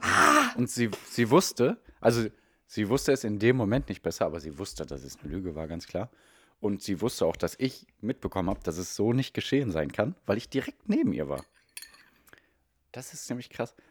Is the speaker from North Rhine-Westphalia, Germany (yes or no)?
yes; Ruhr area, North Rhine-Westphalia, Germany; Wir kommen eigentlich aus dem Ruhrgebiet